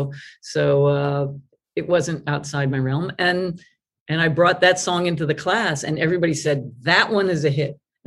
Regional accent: New York area, United States; now in New York, United States; I was from New York, the area.

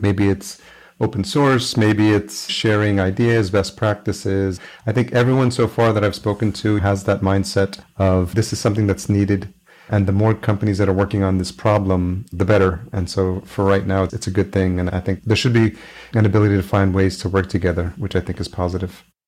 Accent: New York, United States; I grew up in New York, lived in New York City

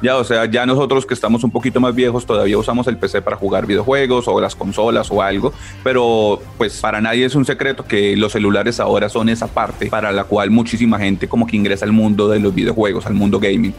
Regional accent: Ibagué, Tolima, Colombia; yo soy de Ibagué

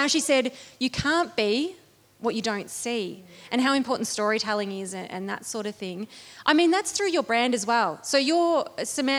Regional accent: Bendigo, Victoria, Australia; my hometown

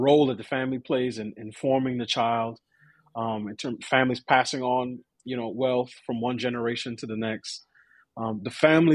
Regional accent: New York, United States; I grew up in New York, I went to, you know, five different schools between K through 12

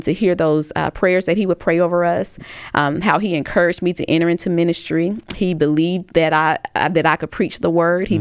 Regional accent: Tuscaloosa, Alabama, United States

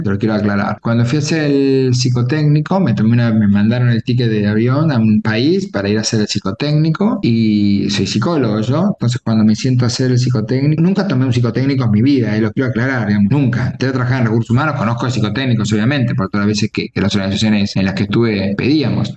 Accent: Argentina; nací en Argentina

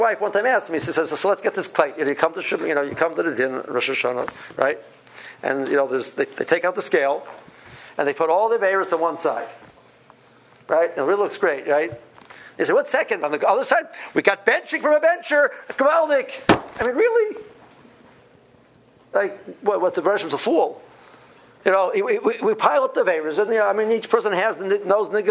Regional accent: Cleveland, Ohio, United States; I come from Cleveland, houses cost $150,000

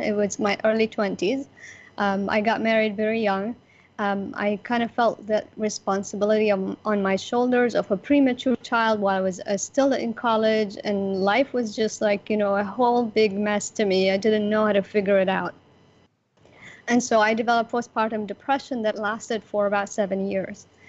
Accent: Abu Dhabi, United Arab Emirates; I am from Abu Dhabi, United Arab Emirates, the UAE, where Dubai is

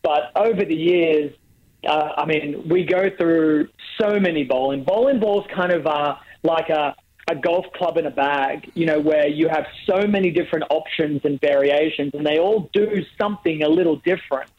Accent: Australia; moved away; also born or lived in United States; I get to come home

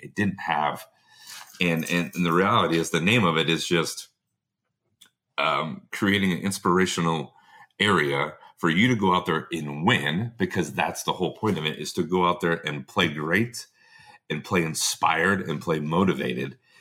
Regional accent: United States; being an American player

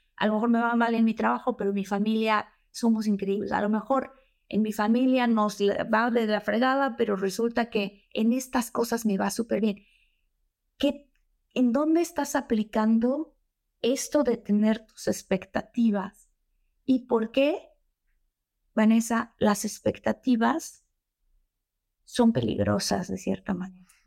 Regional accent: Tabasco, Mexico; moved away; also born or lived in Mexico City; soy de Tabasco.

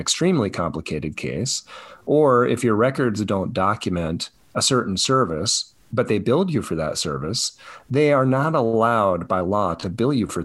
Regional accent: Colorado, United States; Where I grew up in Colorado

